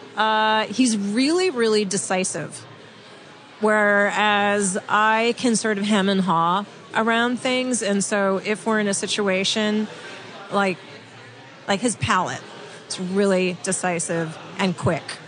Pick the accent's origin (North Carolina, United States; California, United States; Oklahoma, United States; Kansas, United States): California, United States; now in San Francisco, United States; I'm from California